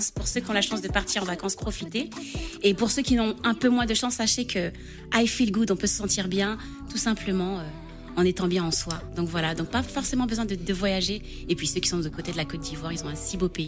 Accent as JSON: {"language": "French", "country": "Martinique", "said": "de chez moi en Martinique"}